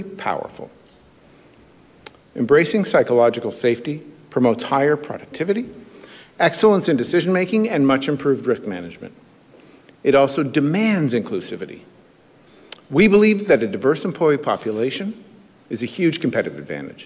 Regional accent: Alberta, Canada; I'm from Alberta

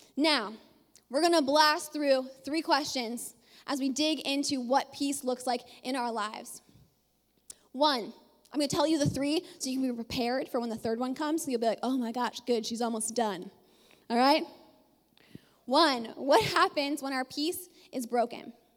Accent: Ontario, Canada; moved away as an adult; also born or lived in British Columbia; we are both from Ontario

